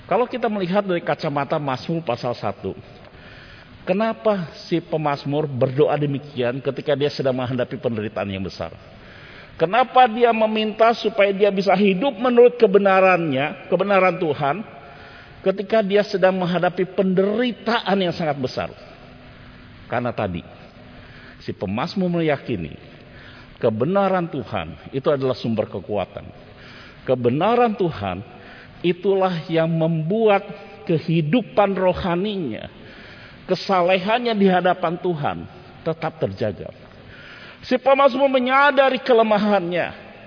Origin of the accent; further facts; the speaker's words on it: Bandung, West Java, Indonesia; Waktu masa remaja saya, Bapak Ibu di kota Bandung, saya pernah disuruh pergi untuk mengantar sesuatu ke sebuah gereja.